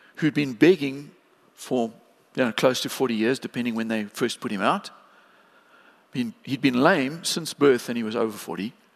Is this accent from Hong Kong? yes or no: no; East London, Eastern Cape, South Africa; we as a family, we grew up in East London